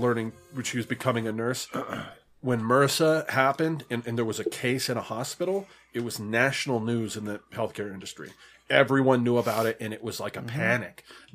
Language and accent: English; Greeley, Colorado, United States; In my hometown in Greeley